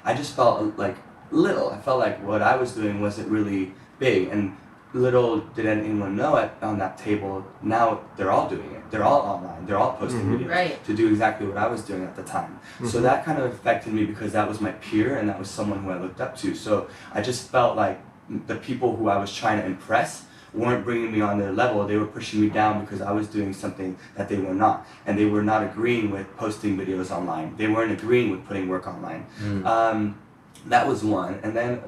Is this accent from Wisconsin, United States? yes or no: no; Ohio, United States; moved away; growing up in Ohio